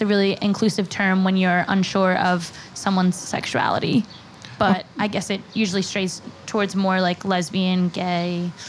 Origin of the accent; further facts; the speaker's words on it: Pennsylvania, United States; Bucks County.